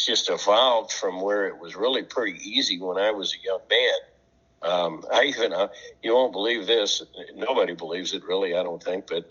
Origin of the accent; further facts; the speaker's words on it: Poplar Bluff, Missouri, United States; I grew up near Poplar Bluff, Missouri, and I duck hunted